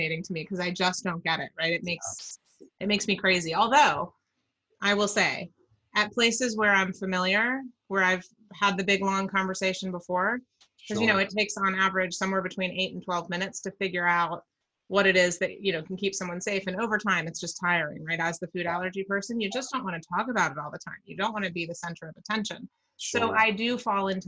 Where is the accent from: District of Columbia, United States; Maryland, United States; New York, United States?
Maryland, United States; I grew up in Maryland.